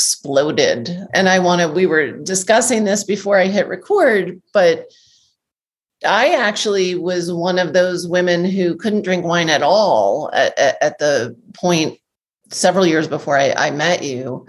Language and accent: English; Northeast, United States; I grew up in the Northeast in the restaurant business